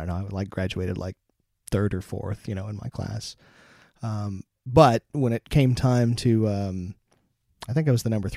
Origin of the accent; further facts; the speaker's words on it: Pacific Northwest, United States; I grew up in the Pacific Northwest of the States, and at McChord Air Force Base, there was the 318th Fighter Interceptor Squadron that flew F-15As.